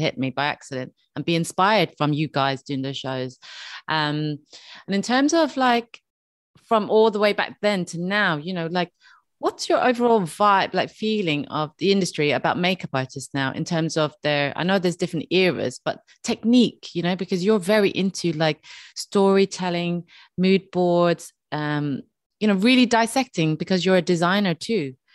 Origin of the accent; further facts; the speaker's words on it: Dublin, Leinster, Ireland; I'm from Dublin